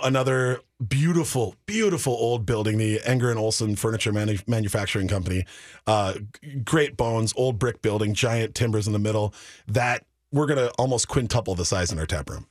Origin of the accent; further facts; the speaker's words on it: Minneapolis, Minnesota, United States; born and raised in South Minneapolis